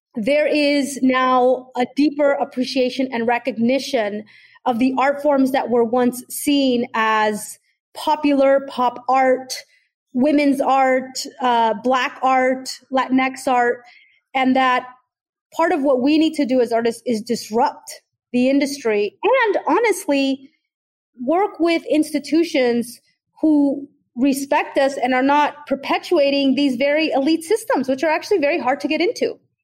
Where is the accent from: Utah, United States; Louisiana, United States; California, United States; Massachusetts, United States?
California, United States; Oakland; born or raised there